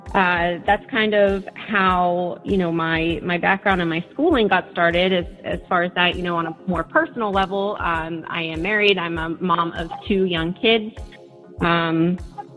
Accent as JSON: {"language": "English", "town": "Lilly", "region": "Pennsylvania", "country": "United States", "also_born_or_lived": "Pittsburgh, Pennsylvania", "said": "I am from Pennsylvania. I'm actually from a really small town called Lilly."}